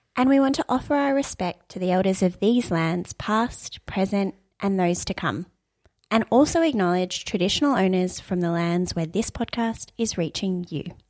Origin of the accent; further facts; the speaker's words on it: Australia; I am Iranian Australian